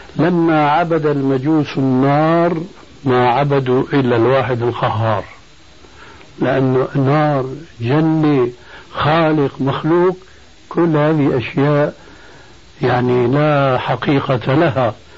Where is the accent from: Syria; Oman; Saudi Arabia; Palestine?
Syria; عندنا في سوريا